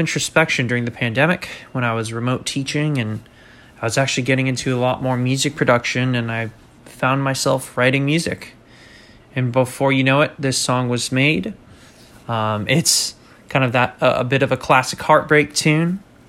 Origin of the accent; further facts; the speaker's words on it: San Diego, California, United States; I'm from San Diego. I'm currently a music teacher in the area.